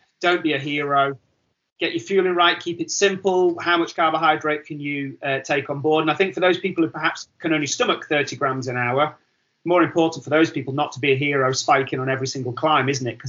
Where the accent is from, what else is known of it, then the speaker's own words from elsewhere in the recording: Wigan, North West England, United Kingdom; I'm from Wigan